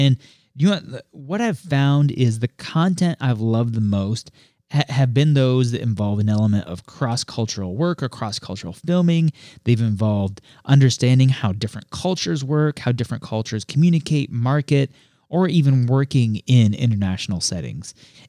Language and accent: English; Colombia; also born or lived in Puerto Rico / Ecuador; I mean, with my background, I grew up in Colombia and Puerto Rico through middle school and elementary school. You know, lived in Ecuador for 2 years after graduating from school.